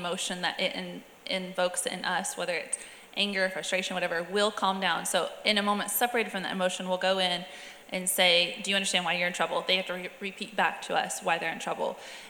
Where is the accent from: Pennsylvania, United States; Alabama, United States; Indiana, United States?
Alabama, United States; also born or lived in South Georgia; But I mean, growing up in South Alabama, South Georgia, like the switch is a thing.